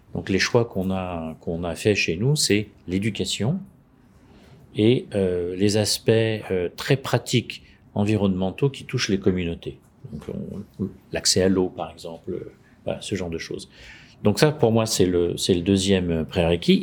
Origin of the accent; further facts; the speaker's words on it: France; now in Munich, Germany; je suis français, j'habite à Munich